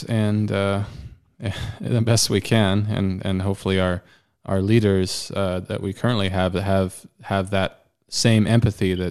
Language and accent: English; British Columbia, Canada; I'm from British Columbia